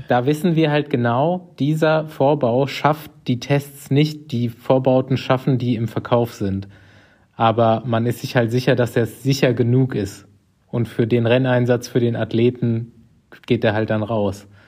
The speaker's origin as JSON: {"language": "German", "town": "Aschaffenburg", "region": "Bavaria", "country": "Germany", "tie": "born or raised there", "said": "meine Heimatstadt Aschaffenburg"}